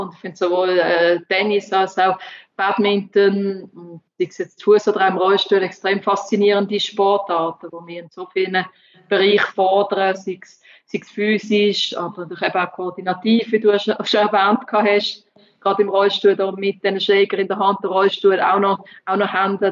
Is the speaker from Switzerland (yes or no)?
yes; Switzerland; ich als Schweizerin